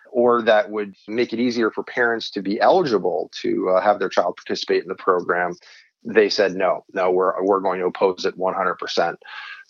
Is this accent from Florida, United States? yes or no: no; New Hampshire, United States; now in Arizona, United States; my home state of New Hampshire, but my adopted home state of Arizona